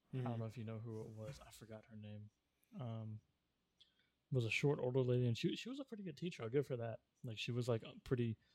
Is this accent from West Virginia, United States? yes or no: no; Houston, Texas, United States; now in Louisiana, United States; I'm from Houston